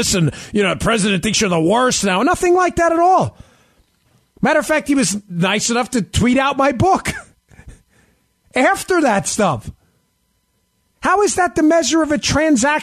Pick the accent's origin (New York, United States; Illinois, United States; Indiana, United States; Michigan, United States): New York, United States; I grew up in New York. I was a cop in New York.